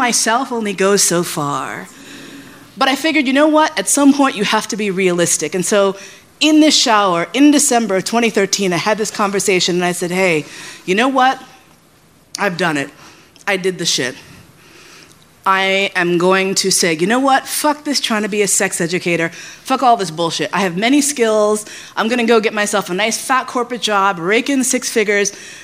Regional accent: New York, United States; also born or lived in San Francisco; I grew up in New York

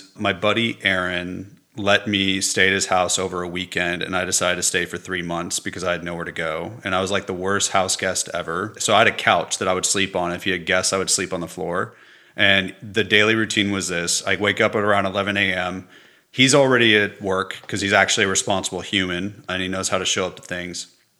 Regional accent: Los Angeles, California, United States; California. In Los Angeles.

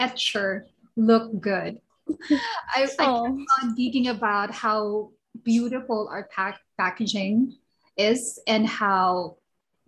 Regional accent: Singapore; we're both from Singapore, right? From the same church

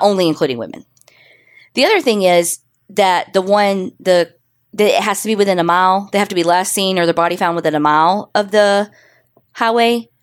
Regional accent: Canada; we're Canadian

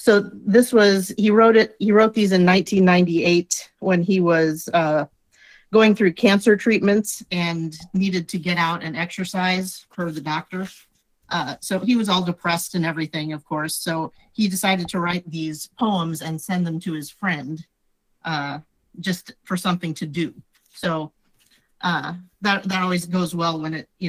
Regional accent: Nebraska, United States; I'm from Nebraska

